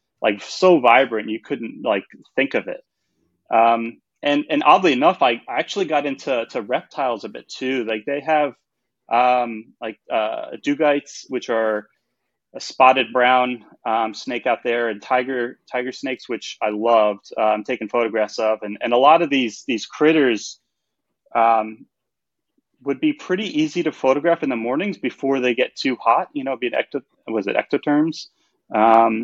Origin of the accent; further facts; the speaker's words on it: outside of New York City, United States; moved away as an adult; also born or lived in Arizona / Denver; now in New Zealand; I grew up outside of New York City. So I'm from just a suburb around there